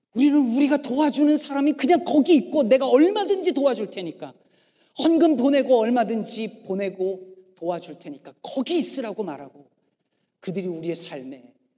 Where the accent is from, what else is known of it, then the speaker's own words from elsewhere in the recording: South Korea; also born or lived in Chicago area, United States; now in Chicago, United States; 우리 민족은